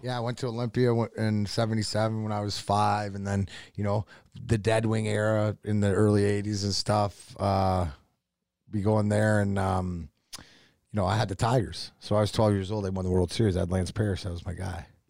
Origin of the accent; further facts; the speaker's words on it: Windsor, Ontario, Canada; also born or lived in Burnaby, British Columbia; I was raised since I was six months just, uh, outside, uh, Windsor